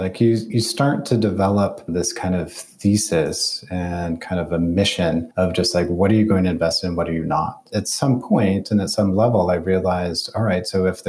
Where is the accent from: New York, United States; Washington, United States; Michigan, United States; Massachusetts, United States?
Michigan, United States; Detroit; you know, I come from Detroit.